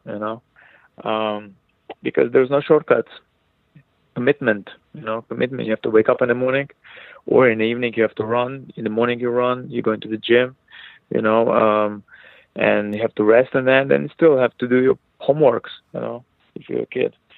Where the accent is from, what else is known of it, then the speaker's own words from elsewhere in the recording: Israel; now in United States; when I was uh, growing up in Israel, I was non non non religious person